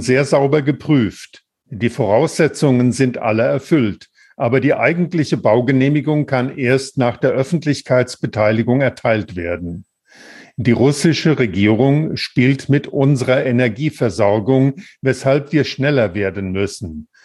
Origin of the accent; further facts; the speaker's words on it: Wilhelmshaven, Lower Saxony, Germany; Ich bin gebürtiger Wilhelmshavener.